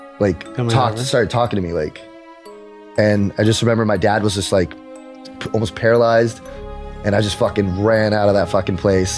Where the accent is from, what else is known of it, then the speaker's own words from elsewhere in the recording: Dominican Republic; moved away; growing up in the Dominican Republic